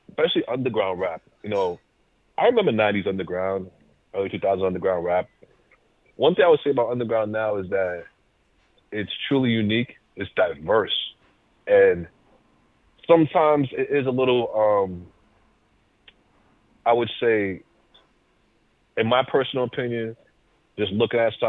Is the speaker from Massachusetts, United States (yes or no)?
yes; Worcester, Massachusetts, United States; accent: Massachusetts; I come from a place called Worcester in Massachusetts. A lot of our words sound sharp